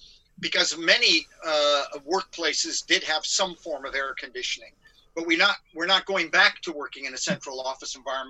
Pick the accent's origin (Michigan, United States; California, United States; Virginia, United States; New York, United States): California, United States; Los Angeles; now in United Kingdom; given I'm from California, from L.A.